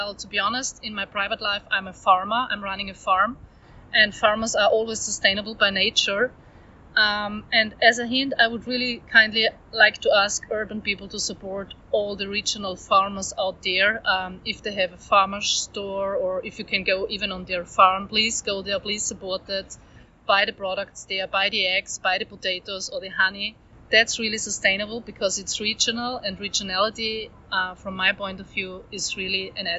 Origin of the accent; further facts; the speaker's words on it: Austria; I'm from Austria. I'm working for Delfood Paper Group.